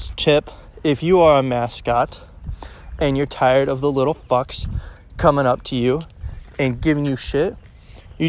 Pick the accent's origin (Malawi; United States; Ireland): United States; Overland Park, Kansas; also born or lived in Blue Springs, Missouri; I grew up on the Kansas City, Kansas side, in one of the suburbs not too far away, the Overland Park area